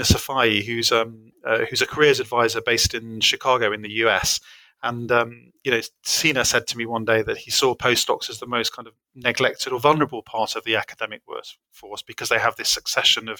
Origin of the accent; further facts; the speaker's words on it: United Kingdom; a British person